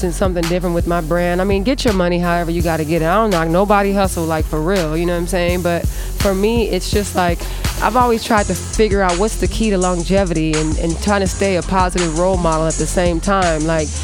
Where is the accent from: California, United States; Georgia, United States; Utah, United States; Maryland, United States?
California, United States; also born or lived in Louisiana; I was born in the South in Louisiana. My grandfather was in the Air Force, so my whole family was born in like all these different Air Force bases, places. And then I was raised here in California